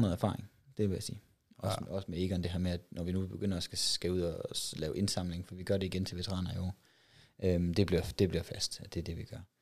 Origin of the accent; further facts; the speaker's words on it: West Jutland, Central Denmark Region, Denmark; nu kommer jeg fra Vestjylland af